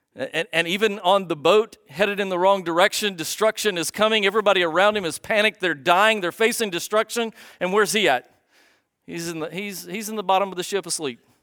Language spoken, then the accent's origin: English; United States; you and I, as, as, as American Christians